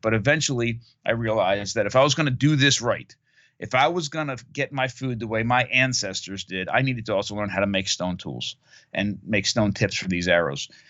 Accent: Monmouth County, New Jersey, United States; I grew up in Monmouth County, New Jersey, on the East Coast of North America

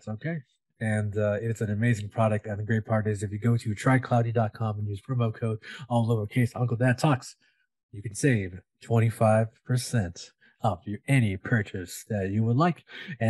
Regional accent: Stockton, California, United States; I'm not from the Sacramento area, I'm from the Stockton area, as you know, but you know, being right there next to us

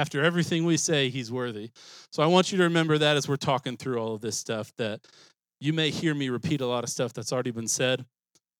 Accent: Springfield, Missouri, United States; So I grew up in Springfield

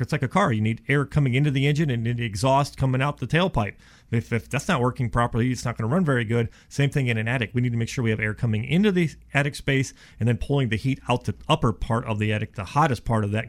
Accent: Ohio, United States; now in Dallas, United States; I'm from Ohio

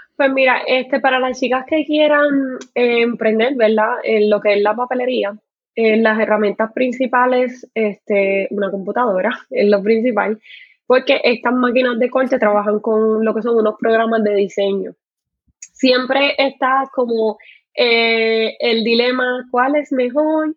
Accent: Puerto Rico; also born or lived in Carolina, Puerto Rico; soy puertorriqueña, vivo en Puerto Rico, en Carolina, Puerto

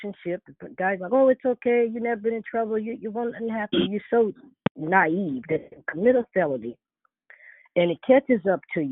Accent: Chicago, Illinois, United States; moved away; I'm also from Chicago too.

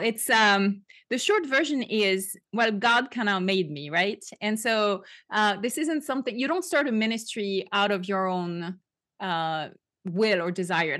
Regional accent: France; English is a second language; now in United States; And I grew up in France, I'm French.

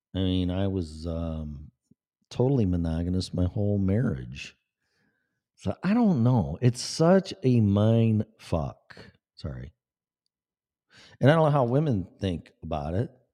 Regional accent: Des Plaines, Illinois, United States; moved away; also born or lived in Florida; I was born in Des Plaines, Illinois

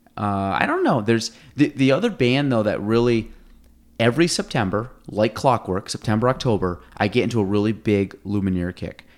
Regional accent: Chase City, United States; I grew up in Chase City, so you have, like, dirt roads

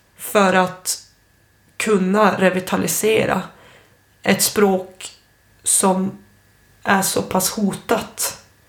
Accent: Storuman, Västerbotten County, Sweden; first language Ume Sami; Jag växte upp i Losby i Storuman

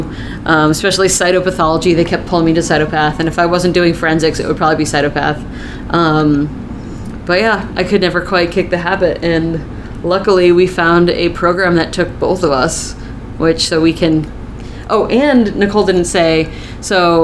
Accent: Connecticut, United States; moved away as an adult; also born or lived in Vermont; I'm originally from Connecticut

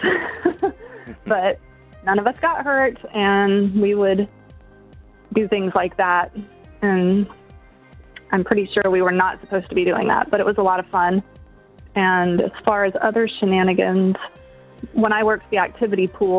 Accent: Shalimar, Florida, United States; now in Niceville, United States; I currently live in Niceville, but I grew up in Shalimar

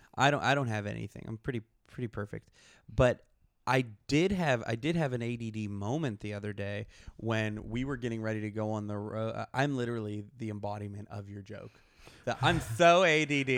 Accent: Pittsburgh, Pennsylvania, United States; moved away; I'm from Pittsburgh

